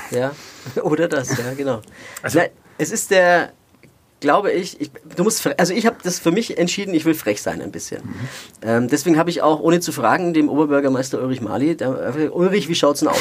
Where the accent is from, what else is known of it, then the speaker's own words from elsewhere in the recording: Nuremberg, Bavaria, Germany; also born or lived in Erlangen; ich bin ein Kind der Stadt